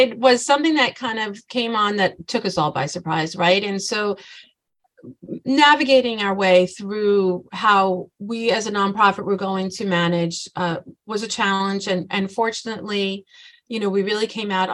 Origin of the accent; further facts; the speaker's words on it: New Hyde Park, New York, United States; moved away as an adult; also born or lived in East End, Long Island; now in Southold, United States; I'm from New Hyde Park, so from Nassau County